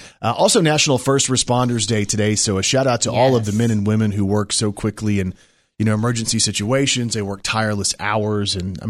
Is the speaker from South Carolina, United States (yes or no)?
no; Texas, United States; I was raised in Texas, but I was raised on